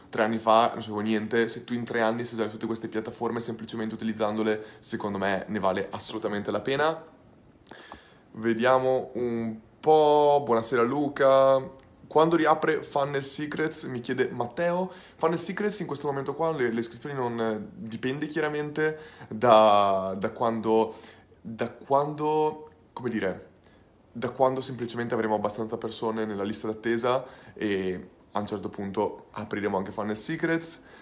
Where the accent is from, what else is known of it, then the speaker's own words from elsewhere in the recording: Ferrara, Emilia-Romagna, Italy; sono di Ferrara, quindi starò principalmente a Ferrara